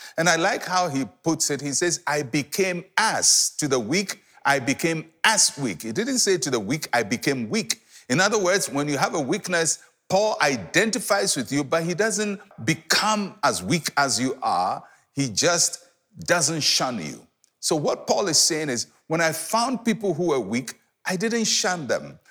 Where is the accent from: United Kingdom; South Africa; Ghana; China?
Ghana